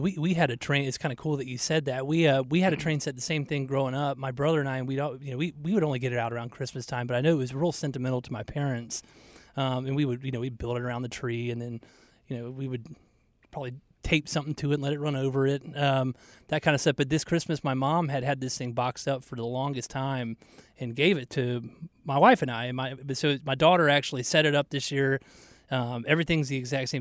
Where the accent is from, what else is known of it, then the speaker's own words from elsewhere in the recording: Atlanta, Georgia, United States; now in Charlotte, United States; growing up in Georgia